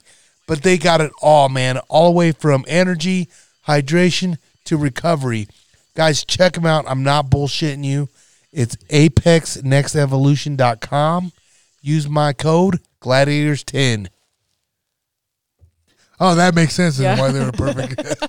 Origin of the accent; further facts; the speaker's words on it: North Platte, Nebraska, United States; I'm from North Platte.